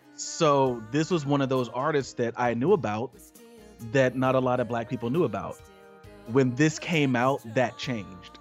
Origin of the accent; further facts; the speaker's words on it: Georgia, United States; We are from Georgia.